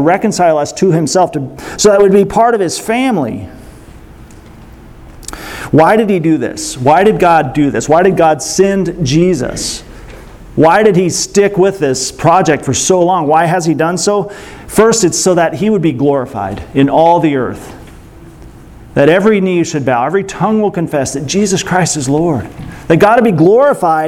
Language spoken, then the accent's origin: English; United States; I'm American